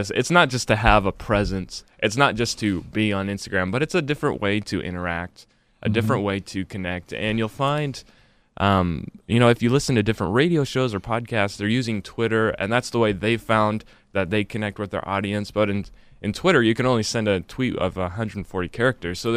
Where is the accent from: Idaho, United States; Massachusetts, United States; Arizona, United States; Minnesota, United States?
Idaho, United States; Nampa; We're both from Nampa.